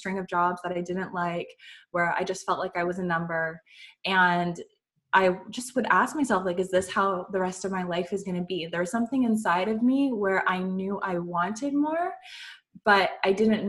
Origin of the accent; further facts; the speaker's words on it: Canada; I'm from Canada